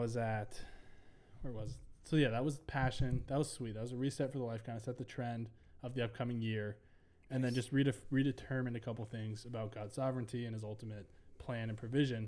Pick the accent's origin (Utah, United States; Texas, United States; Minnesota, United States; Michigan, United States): Minnesota, United States; also born or lived in Ohio; I'm from Minnesota